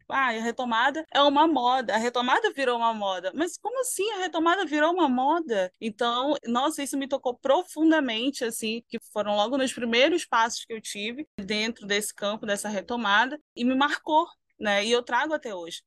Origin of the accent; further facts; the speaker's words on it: Manaus, Amazonas, Brazil; os meus parentes eles se veem como manauaras, porque nós somos daqui, nós nascemos nesse território